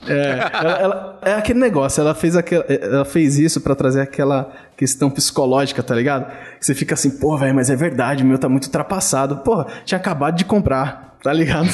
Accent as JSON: {"language": "Portuguese", "region": "São Paulo", "country": "Brazil", "tie": "born or raised there", "moved": "yes", "said": "eu fui criado em São Paulo"}